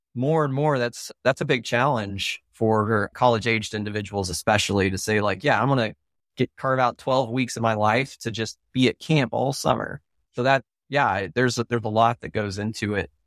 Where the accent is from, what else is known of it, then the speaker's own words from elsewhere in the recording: Oklahoma, United States; I grew up in Oklahoma, and that's where my family is